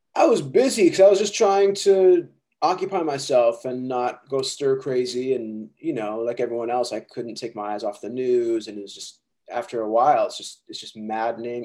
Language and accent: English; Chicago, Illinois, United States; I grew up in Chicago where there was everyone I knew was in a band.